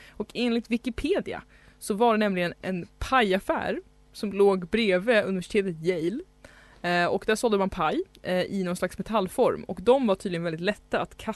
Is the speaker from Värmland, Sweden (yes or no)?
no; Stockholm, Stockholm County, Sweden; Stockholm är ju då min hemstad